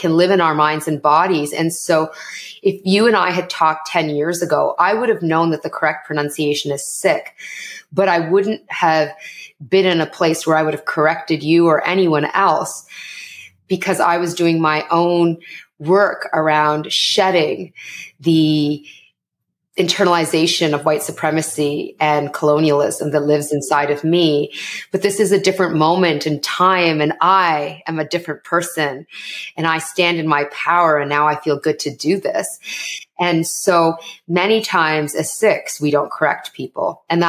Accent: Canada; accent: Canadian; So my parents are immigrants to Canada and I am Canadian. So I'm South Asian, but I'm also Canadian. And you're going to hear the Canadian and how I speak, everyone.

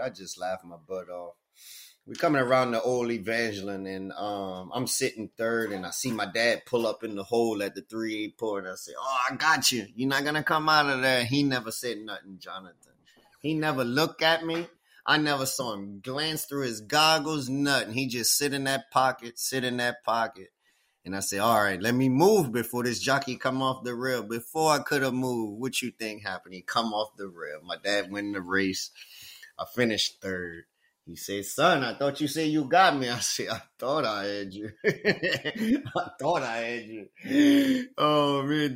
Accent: Louisiana, United States; I was born in Louisiana.

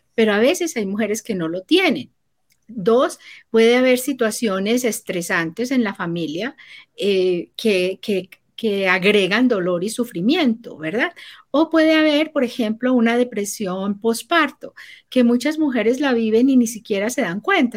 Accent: Colombia; moved away; also born or lived in Panama; yo soy colombiana, mi esposo es chileno y vivíamos en Panamá.

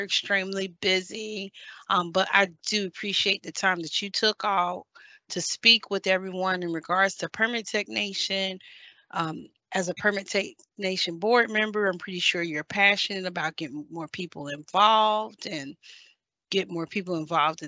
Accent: Ohio, United States; now in Virginia, United States; Ohio, which is my home state

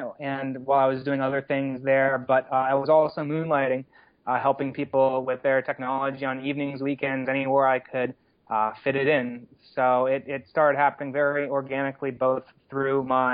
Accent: Long Valley, New Jersey, United States; moved away as an adult; also born or lived in Carlisle, Pennsylvania / Asheville, North Carolina; I grew up in Long Valley, New Jersey, northern New Jersey, about an hour from New York City and a half hour from the Pennsylvania border

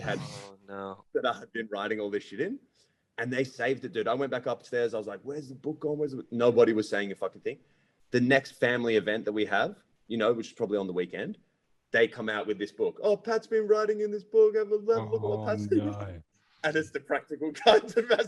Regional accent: Ireland; now in Australia; being Irish, dude, I'm one of 7 kids

